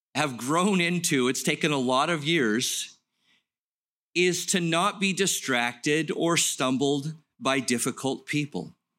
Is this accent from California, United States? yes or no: yes; Los Angeles, California, United States; I grew up in Los Angeles, played drums in the marching band